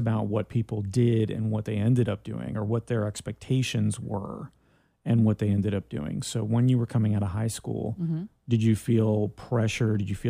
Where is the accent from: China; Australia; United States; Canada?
Canada; I'm from Canada. When can you vote here?